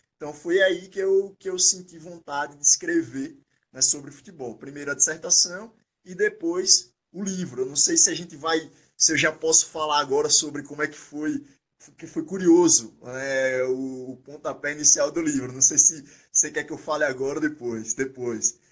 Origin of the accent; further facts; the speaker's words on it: Aracaju, Sergipe, Brazil; moved away as an adult; now in São Paulo, Brazil; eu sou natural de Aracaju, Sergipe, né, onde fui formado, onde fui criado, onde vivi é, grande parte da minha vida.